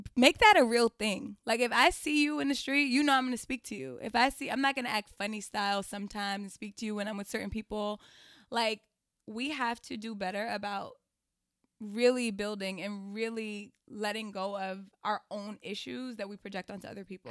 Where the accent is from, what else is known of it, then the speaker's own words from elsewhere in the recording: New York City, New York, United States; I'm originally from Queens.